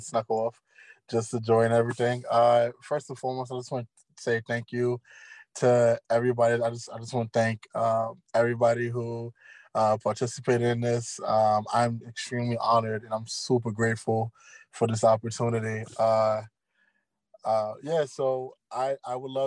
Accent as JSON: {"language": "English", "town": "New York City", "region": "New York", "country": "United States", "tie": "born or raised there", "said": "growing up in Brooklyn, New York"}